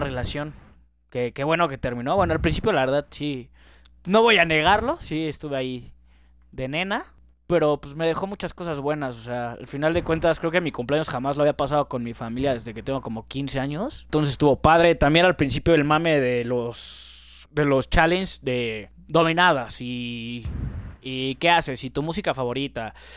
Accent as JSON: {"language": "Spanish", "country": "Mexico", "said": "somos los mexicanos"}